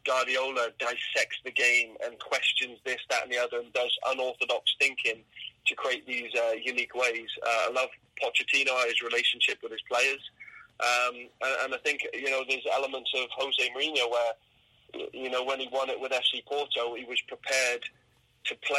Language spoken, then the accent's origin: English; England, United Kingdom; now in Canada; I grew up in England